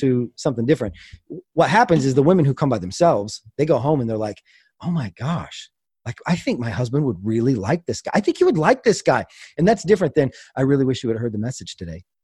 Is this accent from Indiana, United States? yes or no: no; Kansas, United States; I grew up in Kansas, and, uh, my dad raised wolves